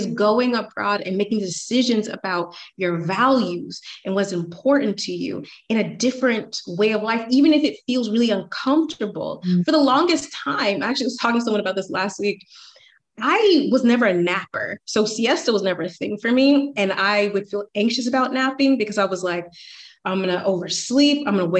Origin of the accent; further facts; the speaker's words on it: Atlanta, Georgia, United States; I'm from Atlanta. The societal timeline for Atlanta for women is like, you can still get married out of high school.